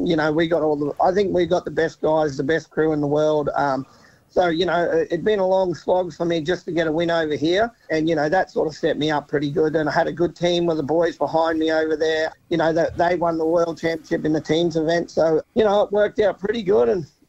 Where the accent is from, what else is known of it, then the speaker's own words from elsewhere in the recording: Redcliffe, Queensland, Australia; moved away as an adult; now in Burpengary, Australia; So I grew up in Redcliffe. I was born in Redcliffe and lived there most of my life. But yeah, moved out to Burfingary